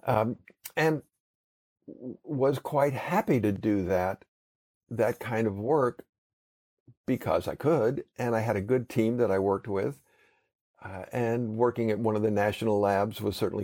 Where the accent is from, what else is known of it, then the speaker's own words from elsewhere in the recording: Southern California, United States; growing up in Southern California